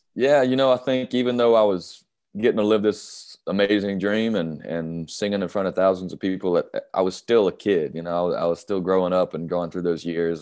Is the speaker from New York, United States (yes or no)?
no; North Carolina, United States; I love my home state